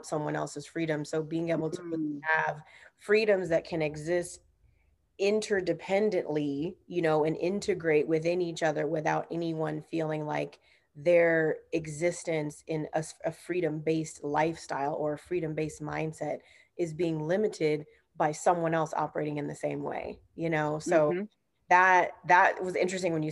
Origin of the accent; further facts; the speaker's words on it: Southern California, United States; moved away; also born or lived in North Carolina / Texas / New York; I'm from Southern California originally